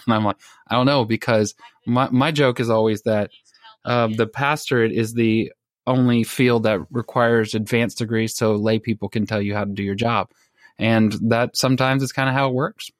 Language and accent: English; Texas, United States; I'm from Texas